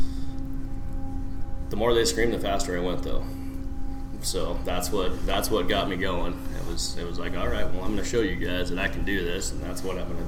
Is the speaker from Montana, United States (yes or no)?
yes; Montana, United States; moved away as an adult; I was born in Montana.